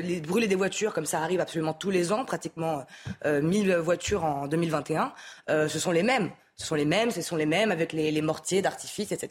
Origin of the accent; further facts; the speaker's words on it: France; en tant que français